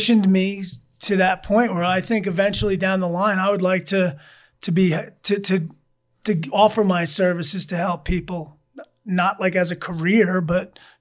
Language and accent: English; Massapequa, New York, United States; Massapequa, my hometown